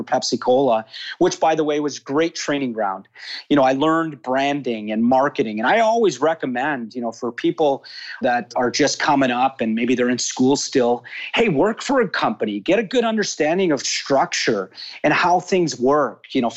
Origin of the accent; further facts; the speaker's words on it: Toronto, Ontario, Canada; now in Florida, United States; I grew up in Toronto, born and raised actually.